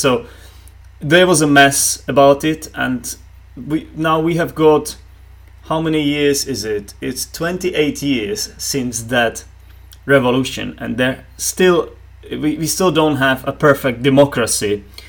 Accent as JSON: {"language": "English", "country": "Czechia", "first_language": "Czech", "second_language": "English", "said": "in my native tongue, in Czech"}